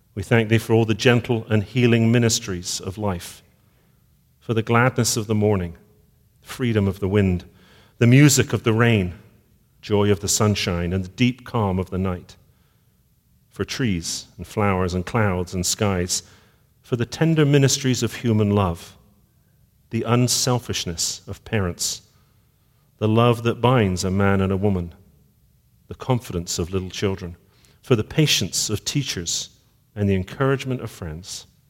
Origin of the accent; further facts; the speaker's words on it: Bristol, South West England, United Kingdom; I was born in Bristol